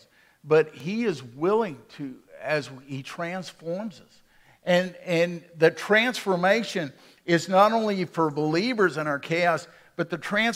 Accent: Waco, Texas, United States; When I was a boy growing up in Waco

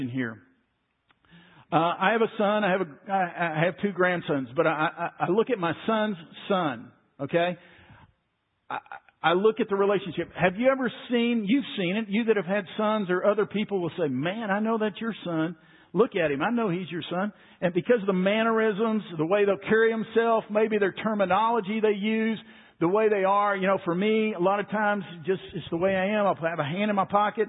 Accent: Waco, Texas, United States; Growing up in Waco, when I was 10 years old, we went over to First Baptist Church Waco

